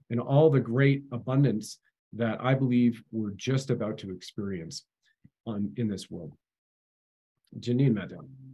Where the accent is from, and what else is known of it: Canada